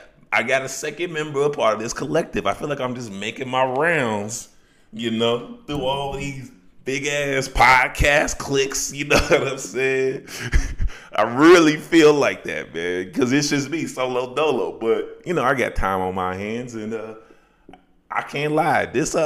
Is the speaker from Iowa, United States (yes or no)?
no; Chicago, Illinois, United States; I'm originally from Chicago, but I've been living all over the country.